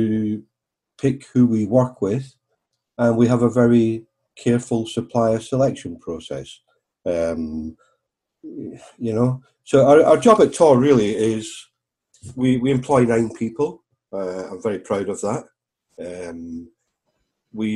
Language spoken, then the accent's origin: English; Arbroath, Scotland, United Kingdom; also born or lived in Glasgow; now in Devon, United Kingdom; This little boy from Arbroath in the east of Scotland